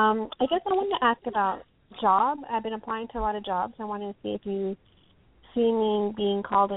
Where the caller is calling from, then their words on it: Texas, United States; I'm calling from Texas.